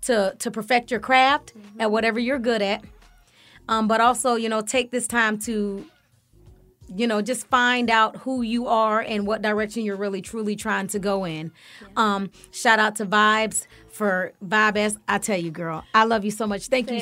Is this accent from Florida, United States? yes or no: yes; Florida, United States; and we're from Florida too.